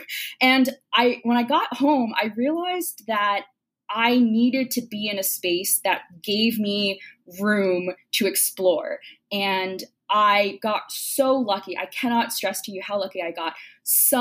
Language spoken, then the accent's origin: English; New Jersey, United States; I grew up in New Jersey, and I ended up going to college in New Jersey as well